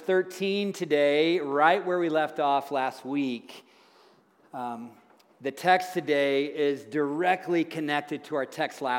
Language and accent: English; Tennessee, United States; moved away; I'm a farm boy from Tennessee where they say things like, all y'all